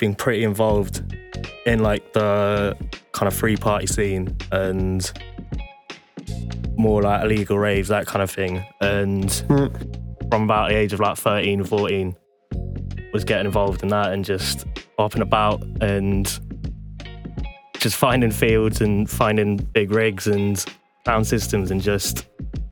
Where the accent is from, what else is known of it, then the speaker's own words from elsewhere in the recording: village near Cheltenham, South West England, United Kingdom; Literally in the ass end of nowhere. So it's like really beautiful little village in like half hour drive out of Cheltenham